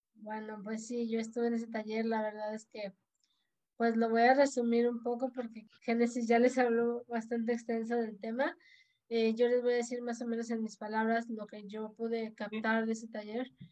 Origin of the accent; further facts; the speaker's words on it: Tampico, Tamaulipas, Mexico; moved away as an adult; now in Tuxpan, Mexico; Yo soy de Tampico, Tamaulipas, originaria.